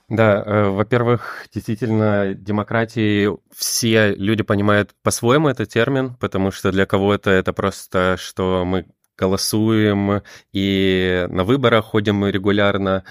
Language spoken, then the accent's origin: Russian; Estonia; я сам из Эстонии